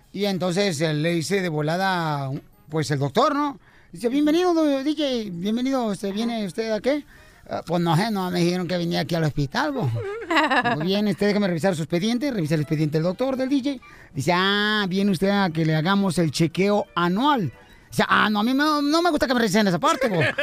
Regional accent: Ocotlán, Jalisco, Mexico; moved away; Ocotrán, Jalisco, mi tierra natal

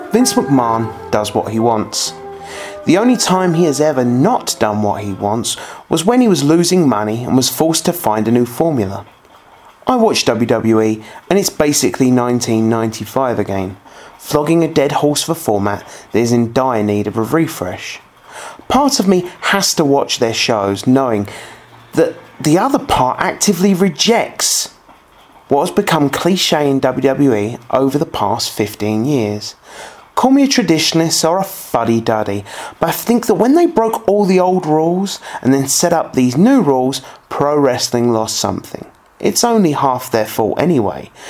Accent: United Kingdom; my home country of the United Kingdom

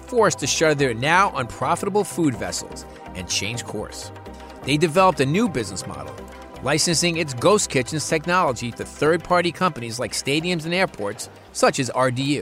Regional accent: New York City, New York, United States; back in New York City, my hometown

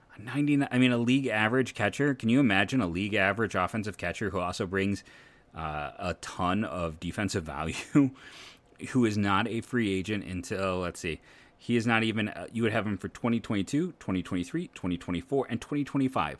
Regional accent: Akron, Ohio, United States; I'm from Akron

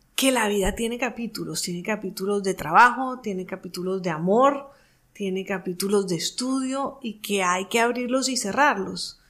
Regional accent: Colombia; mi país, Colombia

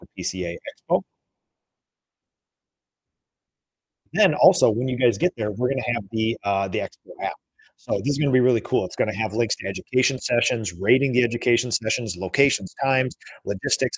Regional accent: Minnesota, United States; I am an introvert from Minnesota

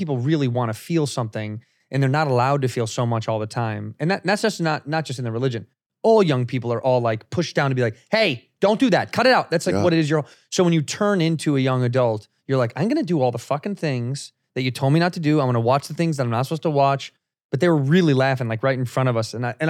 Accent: Chicago, Illinois, United States; In Chicago.

